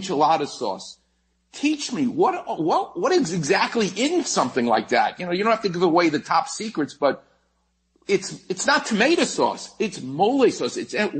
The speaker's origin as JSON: {"language": "English", "region": "New York", "country": "United States", "tie": "born or raised there", "said": "growing up in New York, all I had was Fritos corn chips."}